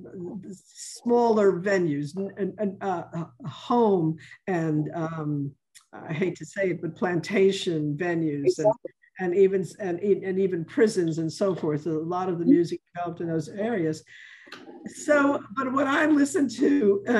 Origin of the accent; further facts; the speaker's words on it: New York, United States; now in New Orleans, United States; I'm originally from New York